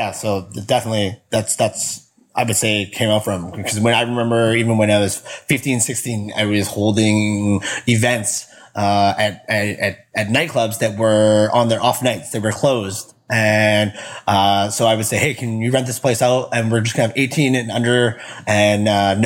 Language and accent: English; Winnipeg, Manitoba, Canada; I grew up in Winnipeg, Manitoba. So that's Canada, right in the center